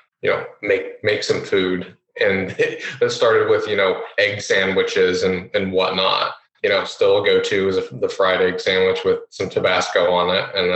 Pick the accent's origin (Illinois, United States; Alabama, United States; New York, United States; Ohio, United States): Ohio, United States; Columbus; also born or lived in Florida; I'm from Florida, but I've lived all my life in Columbus, whether it was like a suburb outside of Columbus as a child, both north and south